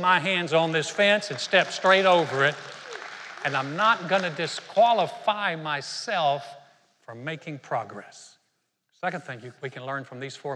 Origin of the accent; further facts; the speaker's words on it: Greensboro, North Carolina, United States; my hometown of Greensboro, North Carolina